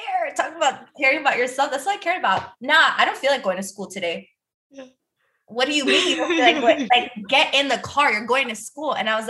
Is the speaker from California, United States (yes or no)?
no; Miami, Broward, Florida, United States; I grew up in Miami, like, well, Broward